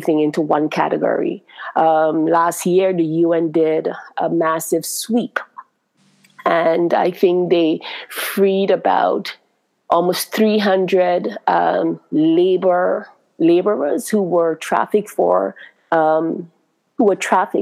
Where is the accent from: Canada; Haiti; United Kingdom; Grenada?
Grenada; now in United States; I'm from Grenada